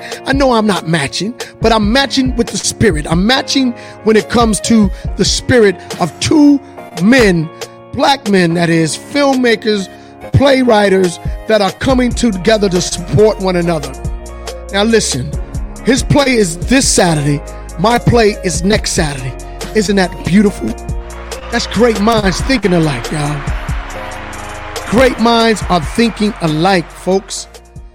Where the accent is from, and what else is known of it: Hampton Roads, Virginia, United States; born or raised there